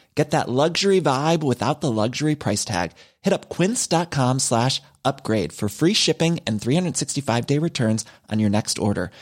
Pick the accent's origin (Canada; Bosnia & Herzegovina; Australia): Australia; I was born and raised in Australia